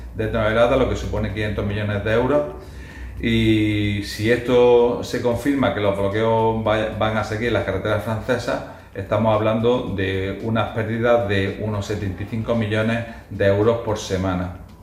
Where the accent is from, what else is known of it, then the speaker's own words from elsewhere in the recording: Almería, Andalusia, Spain; nuestra provincia